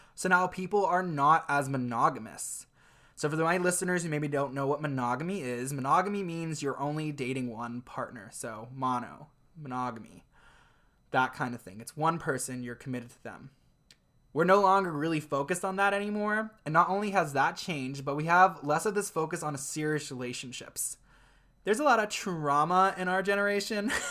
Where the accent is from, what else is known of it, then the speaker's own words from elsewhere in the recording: Ohio, United States; growing up in Ohio was even harder